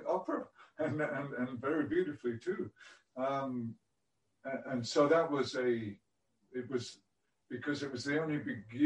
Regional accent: Whitby, Yorkshire and the Humber, United Kingdom; I was born on the English coast in a place called Whitby

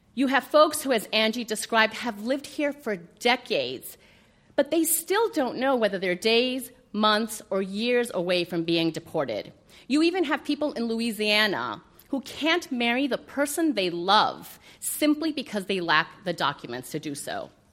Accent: Colombia; now in United States; I'm an immigrant from Colombia, a proud naturalized U.S. citizen

